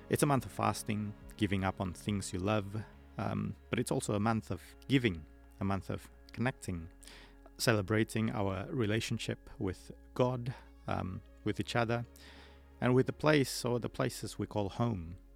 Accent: Indonesia; now in Melbourne, Australia; I'm also a Muslim. I grew up in Indonesia

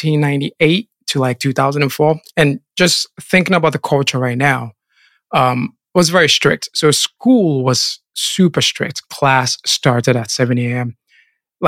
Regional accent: Kumasi, Ashanti, Ghana; I was born and raised in Ghana, specifically in the Ashanti region, Kumasi, into a Christian family.

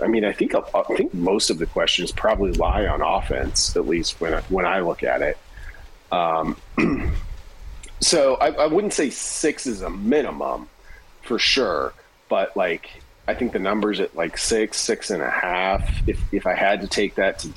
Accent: Hemingford, Nebraska, United States; I grew up in the Panhandle

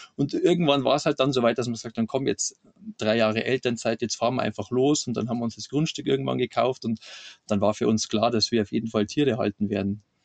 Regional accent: Lower Bavaria, Germany; accent: Bavarian; ich bin, bin aus Niederbayern

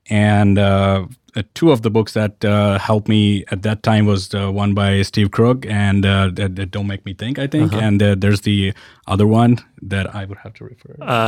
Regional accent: Ahmedabad, Gujarat, India; I grew up in... Ahmedabad, which is a city in the west of India.

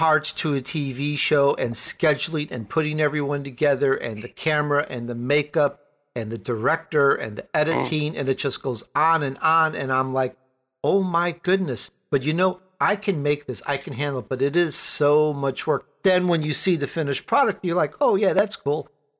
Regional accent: Chicago, Illinois, United States; accent: Chicago; also born or lived in Italy; I grew up in Chicago, Illinois, but I was born in Italy. So therefore, you get that little Chicagoan accent out of me.

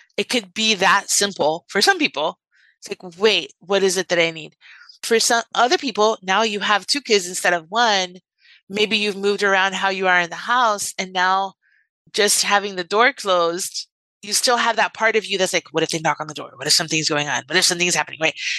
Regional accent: Miami, Florida, United States; I'm from Miami and I grew up in Miami

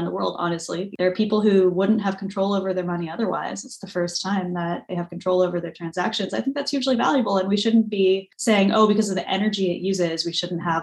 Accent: San Diego, California, United States; also born or lived in France / Boston; I grew up in San Diego, but spending a lot of time in France.

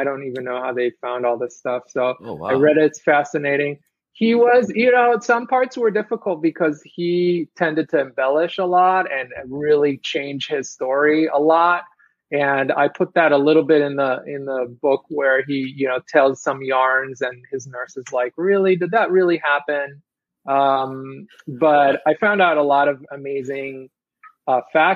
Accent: Israel; moved away as an adult; also born or lived in Brooklyn, New York; now in Queens, United States; I'm originally from Israel, actually. Okay. I was born in Israel, and I came here to study illustration

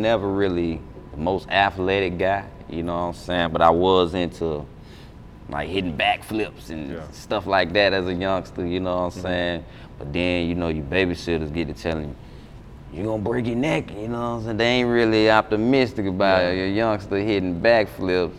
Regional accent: Atlanta, Georgia, United States; I'm born and raised in Atlanta. I was born at Grady, you know what I'm saying? So in my early days, I was on the west side, Wells Drive, Wells Court

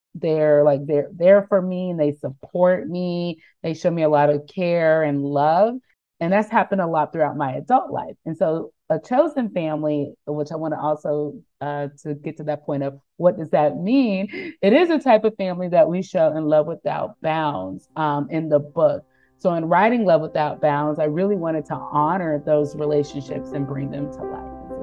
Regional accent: North Carolina, United States; moved away as an adult; now in Bethlehem, United States; I was born and raised in North Carolina.

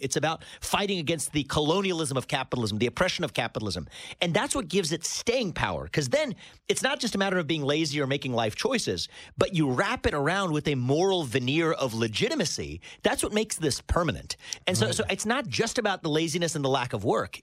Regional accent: United States; i was born in America, but first generation

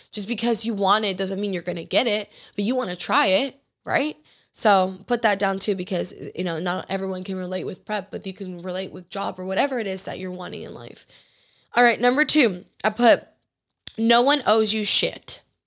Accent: Georgia, United States; growing up in Georgia

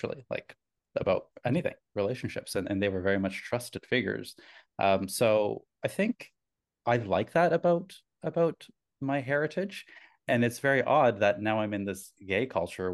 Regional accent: Canada; My heritage, I was born in Canada, but my heritage is Italian

